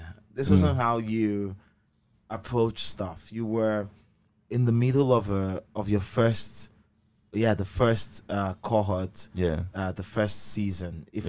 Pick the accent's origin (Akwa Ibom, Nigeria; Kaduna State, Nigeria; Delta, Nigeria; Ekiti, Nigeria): Akwa Ibom, Nigeria; Abak; Yes, yeah, I'm from Abak too.